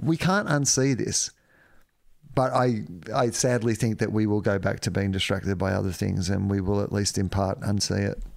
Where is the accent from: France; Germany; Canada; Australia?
Australia; as an Australian public